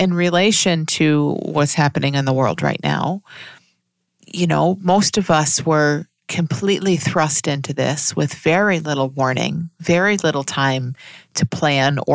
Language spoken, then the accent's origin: English; United States; I'm speaking as an American